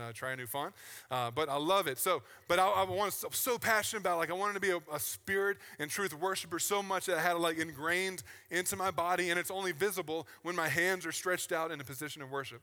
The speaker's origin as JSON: {"language": "English", "region": "Virginia", "country": "United States", "tie": "born or raised there", "said": "I grew up in the South on the East Coast in Virginia."}